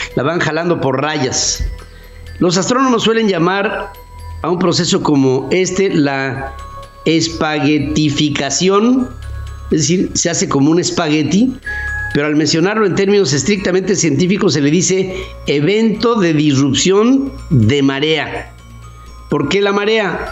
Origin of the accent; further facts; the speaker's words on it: Mexico; producidos en nuestro país